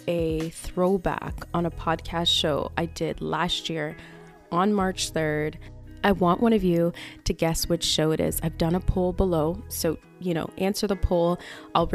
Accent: Canada; I'm Canadian

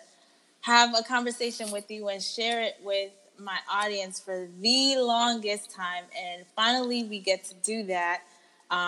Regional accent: United States; I'm an American-born, first-generation American

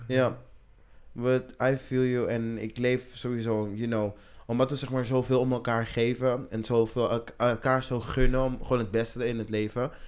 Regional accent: Amsterdam, North Holland, Netherlands; ik ben opgegroeid in Welmer.

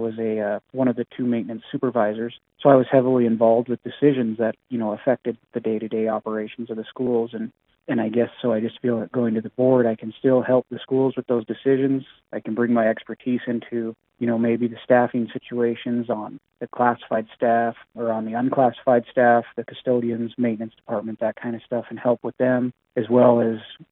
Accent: Havre, Montana, United States; I've been born and raised in Havre, been here all my life

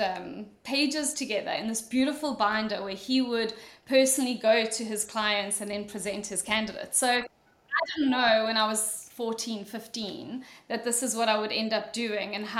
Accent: South Africa; moved away as an adult; also born or lived in Mauritius / Dublin, Ireland; I'm sure you're all wondering what my accent is, I went to school in South Africa. I was born in a little island of Mauritius

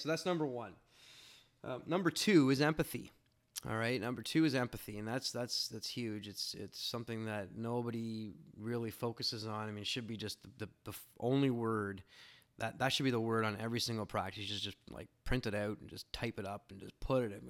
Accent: Canada; being a Canadian

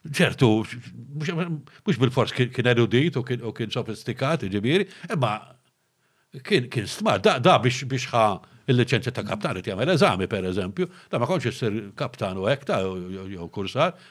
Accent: Malta; aħna trifti, aħna eh, hardworking.

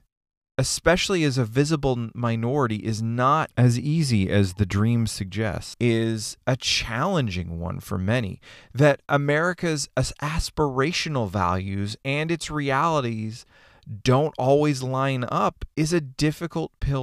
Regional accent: Canada; moved away as an adult; now in United States; I'm from Canada

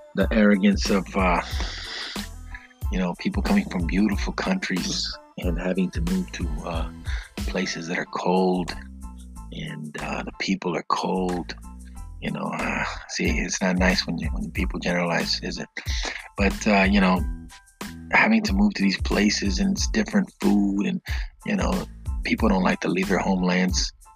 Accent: United States; I grew up in the United States

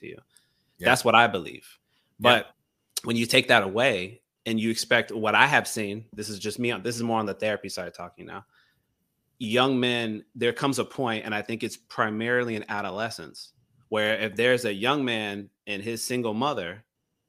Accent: Gainesville, United States; I'm from Gainesville.

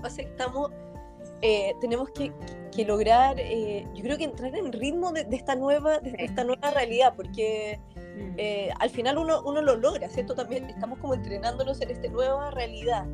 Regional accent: Chile; moved away

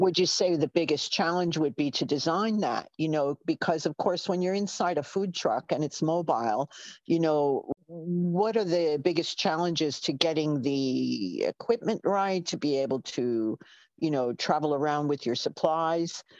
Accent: New York, United States; accent: New York; from my unerasable accent, you can tell I'm a New Yorker

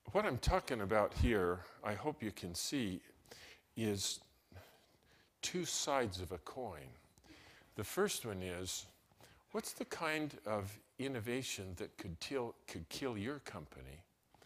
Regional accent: Salt Lake City, Utah, United States; My brother and I was raised in Salt Lake City.

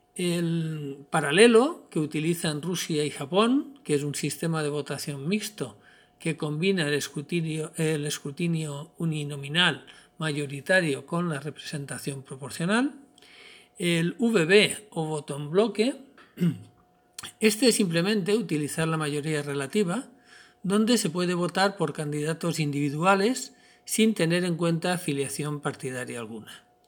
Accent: Spain; nuestro país

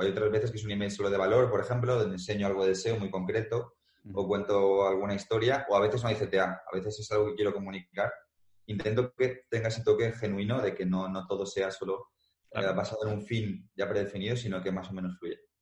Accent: Madrid, Community of Madrid, Spain; yo soy de Madrid

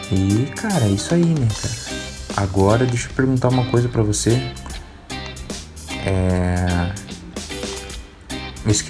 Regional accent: Santo André, São Paulo, Brazil; Eu sou paulista, cara. Paulista aí de Santo André, cara.

